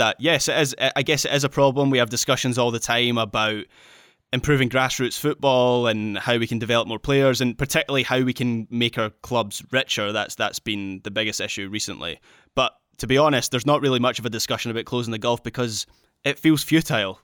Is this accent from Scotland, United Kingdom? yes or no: yes; Scotland, United Kingdom; as a Scot